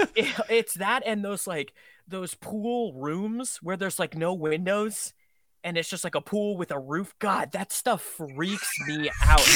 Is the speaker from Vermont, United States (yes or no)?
yes; Vermont, United States; I grew up in Vermont